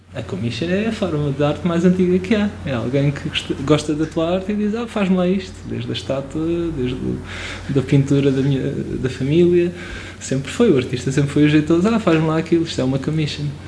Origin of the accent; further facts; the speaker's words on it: Portugal; first language Portuguese; como português